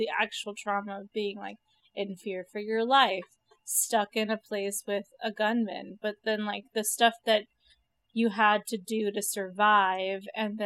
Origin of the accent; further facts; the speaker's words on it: California, United States; we're from California